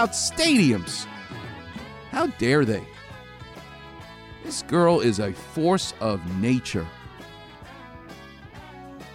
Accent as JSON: {"language": "English", "town": "New York City", "region": "New York", "country": "United States", "said": "I ain't from Huntington Beach. I'm from Far Rockaway."}